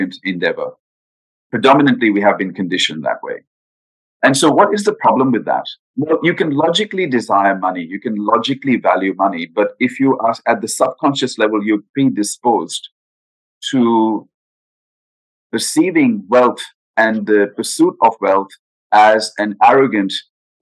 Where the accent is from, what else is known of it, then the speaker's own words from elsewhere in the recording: India; moved away; I grew up in India. I'm Indian by background, born in India.